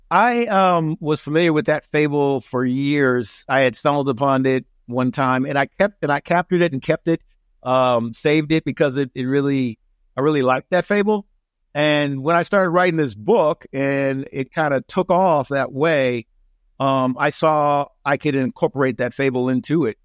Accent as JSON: {"language": "English", "town": "Seattle", "region": "Washington", "country": "United States", "also_born_or_lived": "Atlanta, Georgia / Minneapolis", "moved": "as an adult", "lives_now": "San Diego, United States", "said": "I'm originally from Seattle, Washington"}